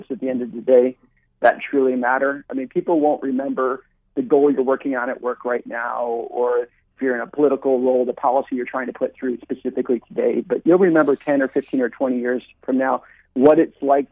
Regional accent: Chicago, Illinois, United States; moved away; I grew up in Chicago

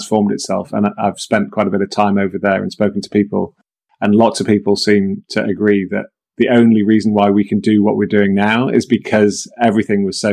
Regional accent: Manchester, North West England, United Kingdom; I grew up in Manchester in the sort of late 70s and 80s in the UK

